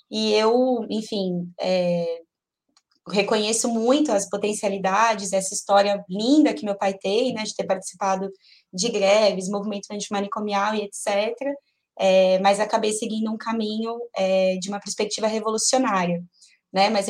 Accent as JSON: {"language": "Portuguese", "region": "São Paulo", "country": "Brazil", "tie": "born there", "said": "Eu tenho 31 anos, sou nascida em São Paulo. Nasci no Hospital Saboia, lá no Jabaquara."}